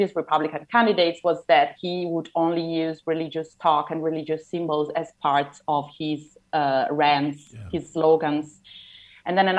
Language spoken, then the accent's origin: English; Italy; growing up in Italy, most of us are kind of used to seeing religious symbols